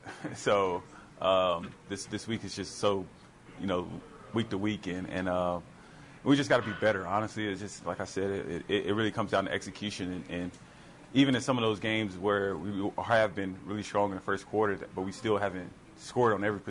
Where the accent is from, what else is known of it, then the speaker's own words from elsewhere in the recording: Florida, United States; I mean, I'm from Florida, so no.